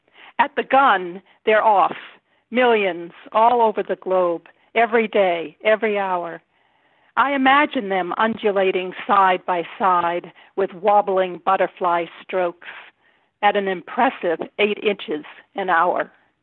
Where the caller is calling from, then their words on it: Rhode Island, United States; From Rhode Island.